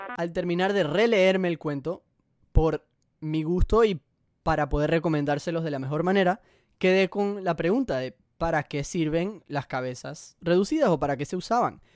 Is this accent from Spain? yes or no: no; Panama; Colombia y Panamá, que es de donde yo soy